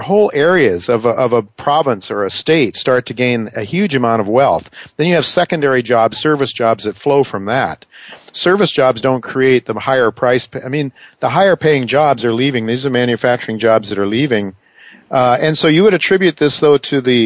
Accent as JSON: {"language": "English", "region": "Ohio", "country": "United States", "tie": "born or raised there", "moved": "yes", "said": "these very basic practical skills that I grew up with back in Ohio, or in the Rust Belt"}